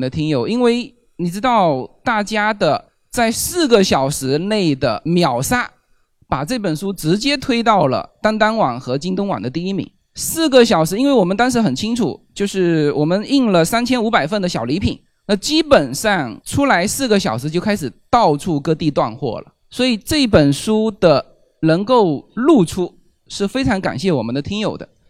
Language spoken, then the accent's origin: Chinese; China; 我们中国人叫媳妇叫娶进门嘛